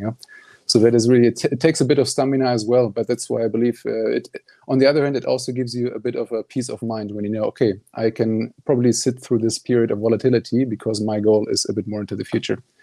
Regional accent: Germany; moved away as an adult; also born or lived in Netherlands; now in Stockholm, Sweden; I'm originally from Germany

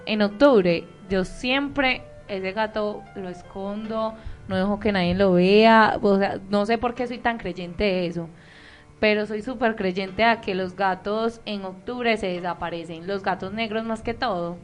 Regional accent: El Bagre, Antioquia, Colombia; yo soy del Bagre, Antioquia

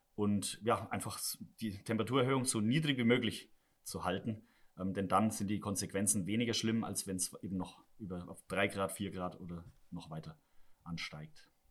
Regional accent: Southern Germany, Germany; now in Rhenish mining area, Germany; ich komme ja selber aus Süddeutschland, da ist die Landwirtschaft schaut ein bisschen anders aus als hier

